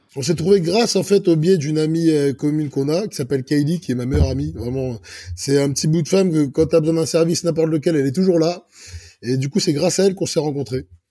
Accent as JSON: {"language": "French", "town": "Clichy", "region": "Île-de-France", "country": "France", "tie": "born or raised there", "also_born_or_lived": "Egypt (ancestry)", "said": "je suis né à Clichy-la-Garenne. Là, je suis français d'origine égyptienne"}